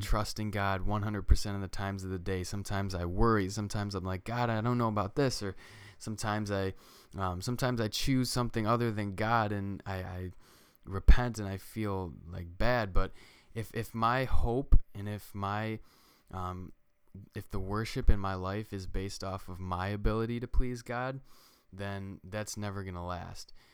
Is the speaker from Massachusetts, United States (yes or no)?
no; New York, United States; We're from New York.